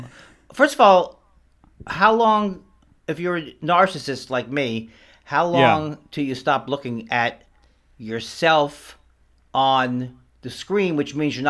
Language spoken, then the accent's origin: English; New York City, New York, United States; moved away as an adult; now in Los Angeles, United States; I was born in, I grew up in Whitestone, and I went to Bayside High School